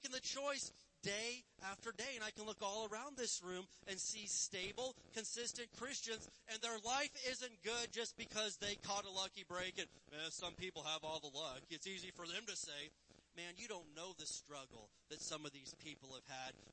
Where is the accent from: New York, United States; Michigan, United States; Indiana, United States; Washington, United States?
Indiana, United States; I'm from Indiana